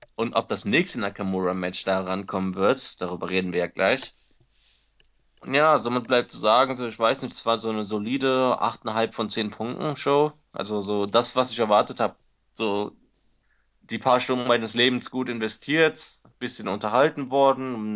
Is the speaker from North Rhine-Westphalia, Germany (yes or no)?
yes; Cologne, North Rhine-Westphalia, Germany; moved away; nach Hause, nach Köln